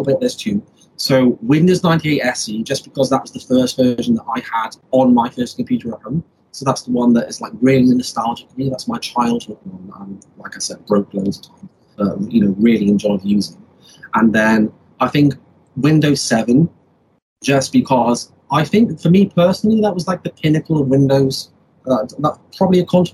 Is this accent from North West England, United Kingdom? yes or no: no; Wales, United Kingdom; now in England; I'm originally from Wales, which is a country in the UK. I live in England at the moment